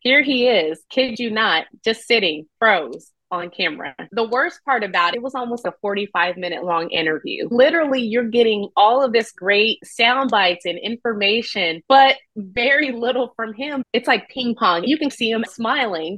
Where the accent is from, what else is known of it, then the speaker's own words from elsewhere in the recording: Nashville, Tennessee, United States; now in Austin, United States; I'm originally from Nashville